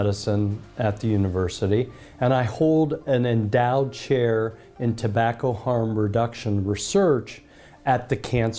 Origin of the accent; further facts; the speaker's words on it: United States; as an American